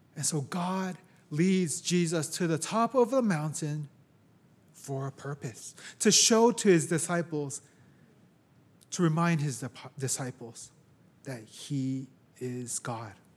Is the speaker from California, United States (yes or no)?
yes; San Francisco, California, United States; also born or lived in Japan; I was born here in San Francisco, raised here, lived most of my life here